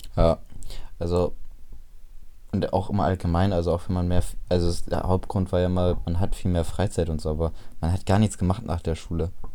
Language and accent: German; Bremen, Germany; dass ich aus Bremen komme